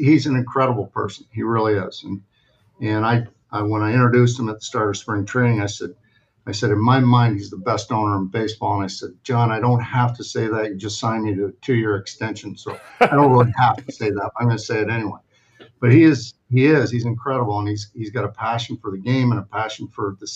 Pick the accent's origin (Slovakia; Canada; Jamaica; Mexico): Canada; now in United States; I'm a Canadian citizen